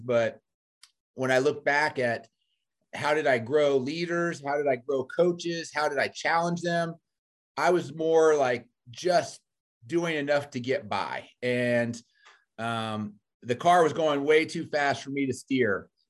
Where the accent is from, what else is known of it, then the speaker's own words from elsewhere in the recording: Fairfax County, Virginia, United States; moved away as an adult; now in Missouri, United States; I'm from Virginia originally. So, um, born and raised in Fairfax County